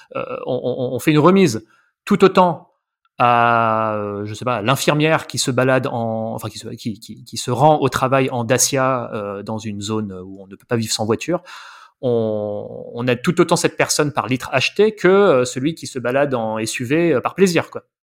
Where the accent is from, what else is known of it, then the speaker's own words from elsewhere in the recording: Paris, Île-de-France, France; also born or lived in Ariège; je suis parisien. Euh, j'ai vécu une bonne partie de ma vie à Paris